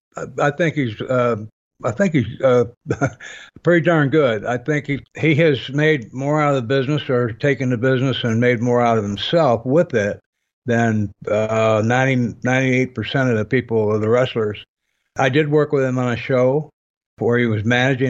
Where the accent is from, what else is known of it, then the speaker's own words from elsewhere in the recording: Michigan, United States; I grew up in Michigan